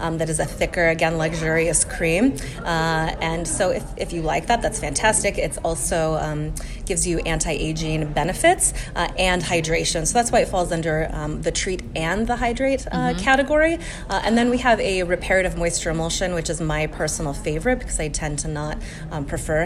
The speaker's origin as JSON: {"language": "English", "region": "Colorado", "country": "United States", "said": "I'm from Colorado, and so it's also very dry there"}